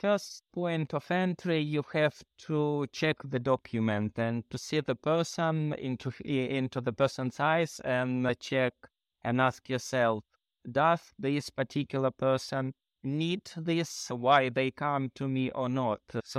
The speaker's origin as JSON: {"language": "English", "country": "Ukraine", "second_language": "English", "moved": "as an adult", "lives_now": "London, United Kingdom", "said": "I am originally from Ukraine."}